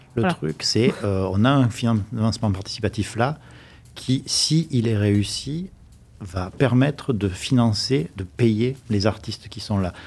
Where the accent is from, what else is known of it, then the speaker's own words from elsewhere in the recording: Provence-Alpes-Côte d'Azur, France; accent: provençal; j'ai un petit accent provençal quelque part